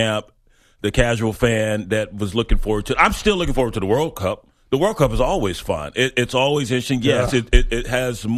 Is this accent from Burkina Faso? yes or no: no; Ghana; in Ghana. That's my home country